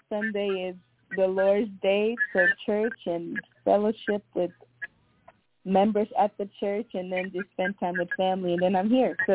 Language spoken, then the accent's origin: English; Monrovia, Montserrado, Liberia; Once again … I am originally from Liberia